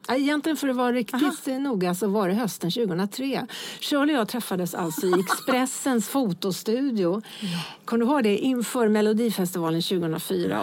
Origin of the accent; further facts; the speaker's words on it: Lidingö, Stockholm County, Sweden; jag är uppväxt på Lidingö.